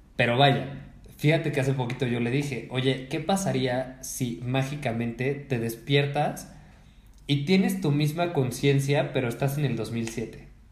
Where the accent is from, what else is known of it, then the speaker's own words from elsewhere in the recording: Mexico; yo soy un hombre mexicano de quince años